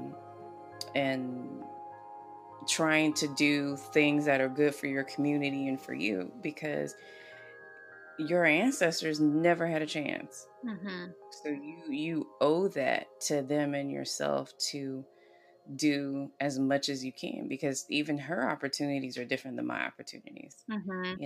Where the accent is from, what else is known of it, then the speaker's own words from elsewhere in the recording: the South, United States; moved away; growing up in the South